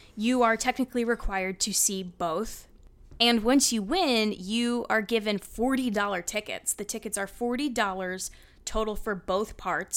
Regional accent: New Jersey, United States; I grew up in New Jersey

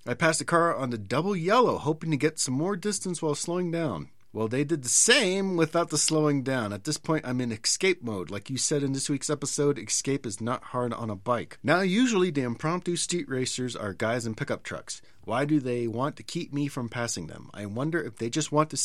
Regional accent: San Diego, California, United States; I'm from San Diego.

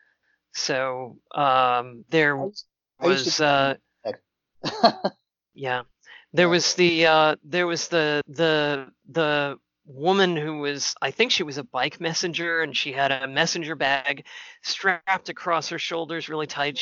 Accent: New Haven, Connecticut, United States; I was growing up in New Haven, Connecticut

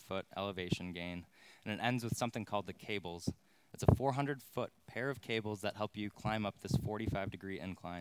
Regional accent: Crystal Lake, Illinois, United States; now in Plainfield, United States; Growing up in Crystal Lake, we had this infamous sledding hill at Veterans Acres

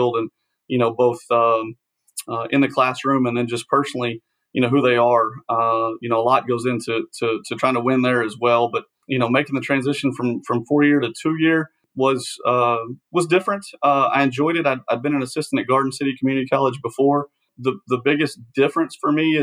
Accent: Searcy, Arkansas, United States; moved away as an adult; I'm an Arkansas guy, born and raised in Searcy, Arkansas

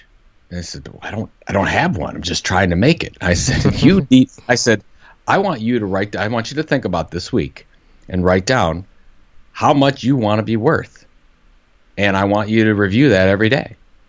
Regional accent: Cleveland, Ohio, United States; I'm from Cleveland, Ohio.

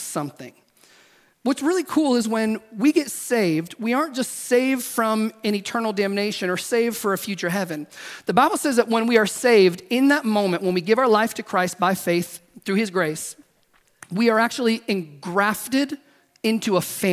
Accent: the South, United States; now in California, United States; I grew up in the South

